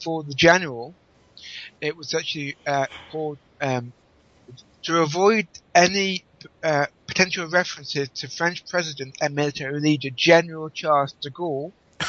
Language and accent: English; England, United Kingdom; I say that as an Englishman.